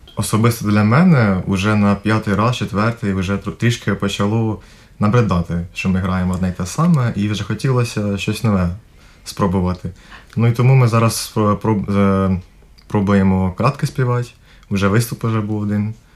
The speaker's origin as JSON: {"language": "Ukrainian", "town": "Ruska Poliana", "region": "Cherkasy Oblast", "country": "Ukraine", "moved": "yes", "lives_now": "Riga, Latvia", "said": "я з Черкаської області, це Руська поляна"}